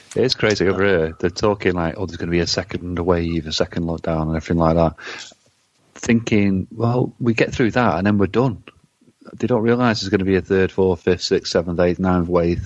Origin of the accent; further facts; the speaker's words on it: England, United Kingdom; we're English